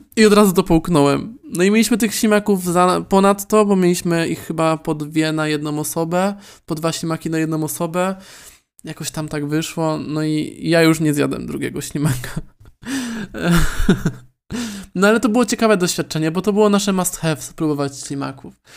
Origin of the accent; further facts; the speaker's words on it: Poland; accent: Polish; now in Warsaw, Poland; polski akcent